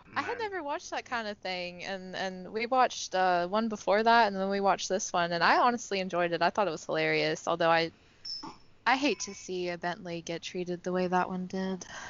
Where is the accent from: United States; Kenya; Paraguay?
United States; as an American